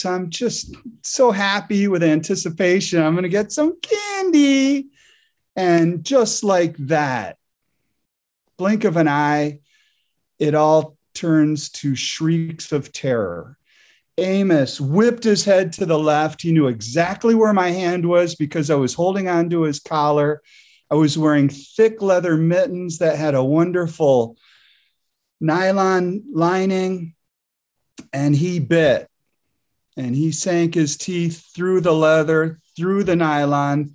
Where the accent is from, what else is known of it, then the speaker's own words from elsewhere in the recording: Grand Rapids, Michigan, United States; I grew up in Grand Rapids, Michigan